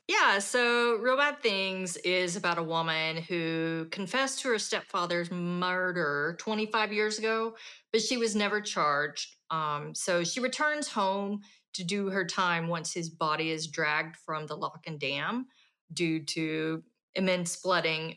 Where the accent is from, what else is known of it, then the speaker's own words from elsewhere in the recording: Fort Smith, Arkansas, United States; moved away; Fort Smith is my hometown